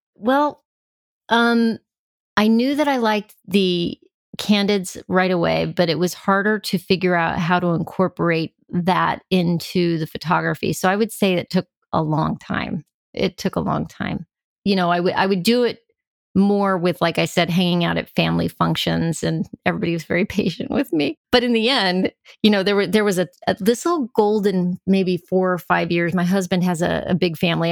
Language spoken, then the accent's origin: English; El Paso, Texas, United States; I grew up in El Paso, Texas